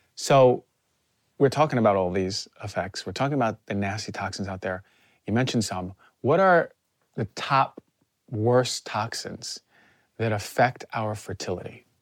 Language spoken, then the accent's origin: English; New Jersey, United States; I'm from New Jersey